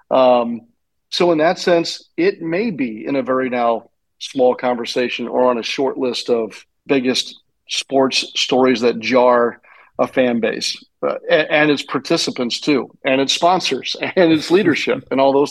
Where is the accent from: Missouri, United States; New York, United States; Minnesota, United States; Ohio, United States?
Missouri, United States; St. Louis; growing up in St. Louis